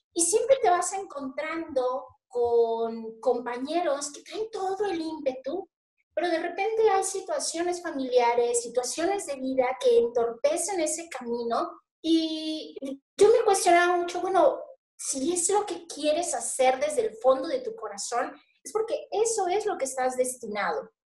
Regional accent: Mazatlán, Sinaloa, Mexico; also born or lived in Torreón / Colombia / Mexico City; yo nací aquí en Mazatlán. Nací aquí, bueno, nací en Mazatlán, eh, la licenciatura y bueno, todo lo que es mi formación básica la estudié allí

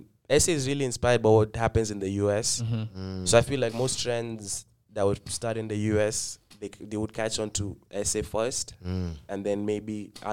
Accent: Kenya; moved away; ever since I came back to Kenya, I think also being Kenyan is easy to relate with people here.

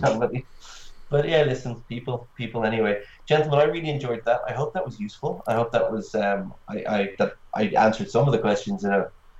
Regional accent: Ireland; I'm Irish

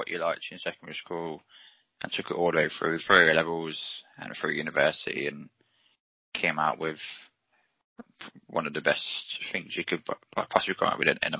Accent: Coventry, West Midlands, United Kingdom; You went to university in my home city?

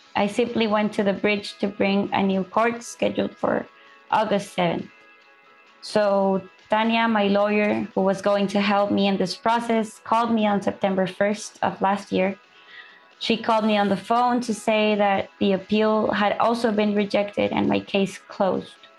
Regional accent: El Salvador; moved away as an adult; now in Ciudad Juarez, Mexico; I came from El Salvador with, with my son

